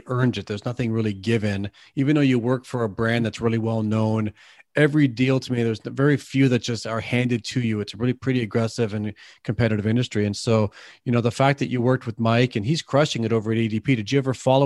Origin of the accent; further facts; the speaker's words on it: Canada; I'm from Canada